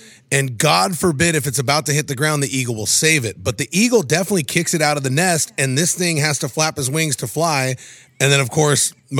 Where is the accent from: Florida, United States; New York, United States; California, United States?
California, United States; I'm from Southern Cali